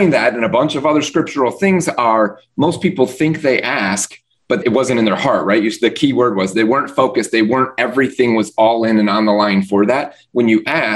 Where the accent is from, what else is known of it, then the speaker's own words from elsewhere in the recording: Midwest, United States; now in Florida, United States; Living in Florida, I grew up in the Midwest